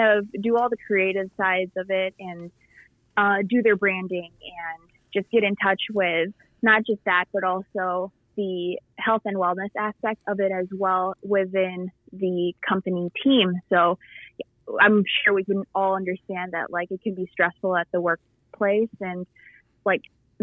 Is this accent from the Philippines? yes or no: yes; Philippines; now in United States; when I was growing up in the Philippines, I played basketball over there